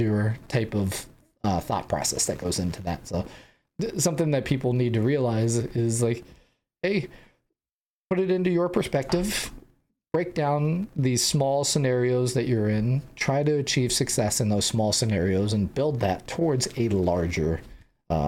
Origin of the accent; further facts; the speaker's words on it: San Diego, California, United States; I grew up in San Diego